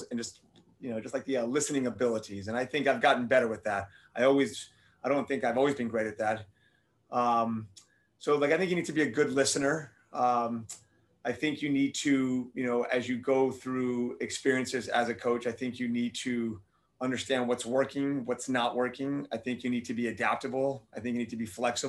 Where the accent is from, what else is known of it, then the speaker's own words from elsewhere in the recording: Miami, Florida, United States; moved away as an adult; also born or lived in Tennessee; I'm born and raised in Miami, Florida, spent all my life there.